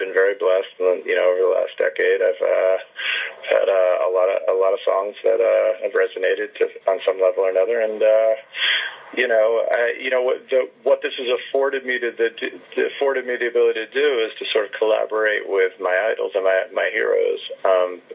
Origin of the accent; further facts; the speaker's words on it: New York, United States; I started out as a singer in fruitless sort of alternative and hip hop bands in the early 90s and late 80s in New York, and as a high school student and then in college.